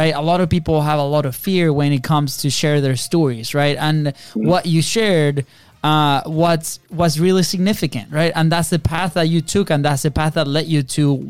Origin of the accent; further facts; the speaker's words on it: Venezuela; now in United States; We grew up in Venezuela in a third world country